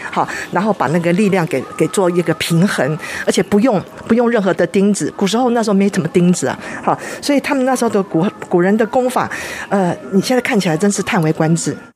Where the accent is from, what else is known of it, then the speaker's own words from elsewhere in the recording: Taiwan; 那它也真的是我们台湾人的骄傲